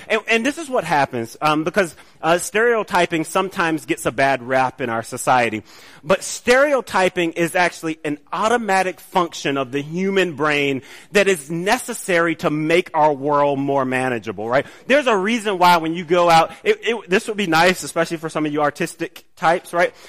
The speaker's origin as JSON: {"language": "English", "town": "College Park", "region": "Georgia", "country": "United States", "tie": "born or raised there", "said": "I grew up in College Park"}